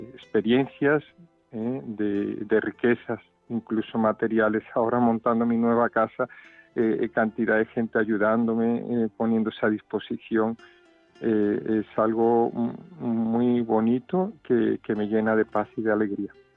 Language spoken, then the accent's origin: Spanish; Cádiz, Andalusia, Spain; moved away as an adult; also born or lived in Rome / Brazil; now in Seville, Spain; aunque nunca viví porque mi padre era marino y, fuimos criados en Cádiz, a 100 kilómetros de aquí